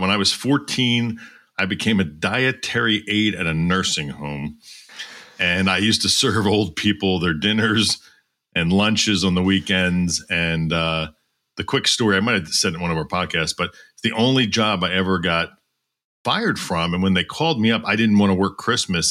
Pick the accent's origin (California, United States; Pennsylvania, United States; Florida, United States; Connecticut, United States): Pennsylvania, United States; Doylestown; I grew up in Doylestown, Pennsylvania, uh, which is about forty minutes north of Philadelphia